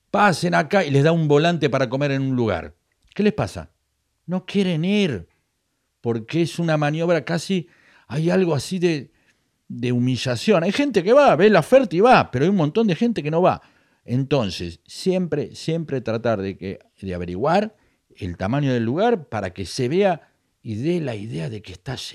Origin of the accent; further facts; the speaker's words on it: La Plata, Buenos Aires Province, Argentina; soy platense, soy el porvenir de Herley y me la banco.